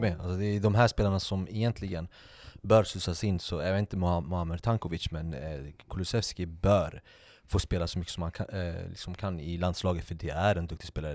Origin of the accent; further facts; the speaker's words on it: Sweden; vi som svenskar